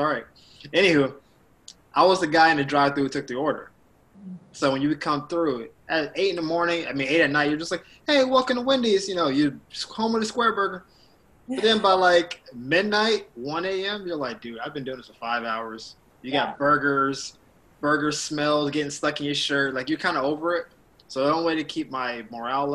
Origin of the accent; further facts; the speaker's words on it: the South, United States; moved away as an adult; also born or lived in Orlando, Florida / Miami, Florida; now in Los Angeles, United States; I'm a dude from the South